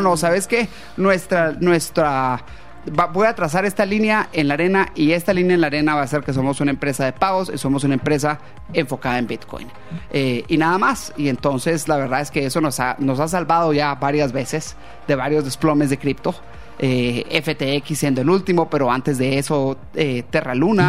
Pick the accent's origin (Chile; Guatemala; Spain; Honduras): Guatemala; moved away as an adult; also born or lived in London, United Kingdom; yo era nacido en Guatemala